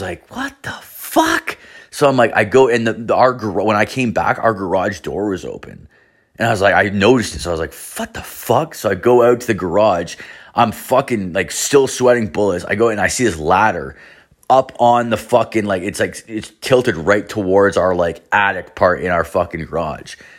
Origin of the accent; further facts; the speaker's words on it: Canada; we're from Canada